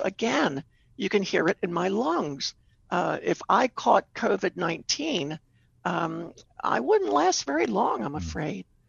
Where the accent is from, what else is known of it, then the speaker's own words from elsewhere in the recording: Baltimore, Maryland, United States; I lived, I grew up in Baltimore, did my rehabilitation there